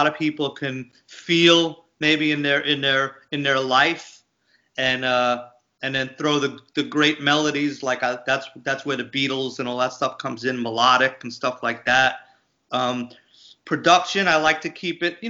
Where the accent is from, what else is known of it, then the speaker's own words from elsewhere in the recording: Long Island, New York, United States; growing up in Long Island, Italian, you know, American from Long Island